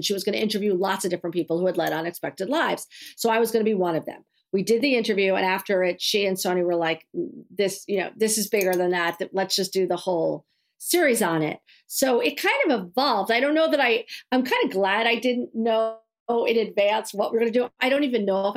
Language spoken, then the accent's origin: English; New York City, New York, United States; growing up in New York City in that very rarefied world